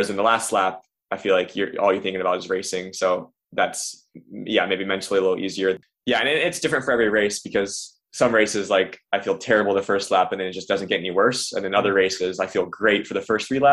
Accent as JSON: {"language": "English", "town": "Versailles", "region": "Ohio", "country": "United States", "tie": "born or raised there", "said": "it's nice to race in Ohio, being in my home state"}